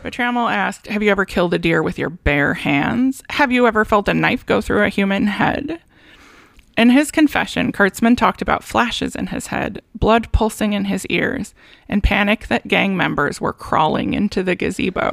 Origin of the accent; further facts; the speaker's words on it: Santa Barbara, California, United States; my hometown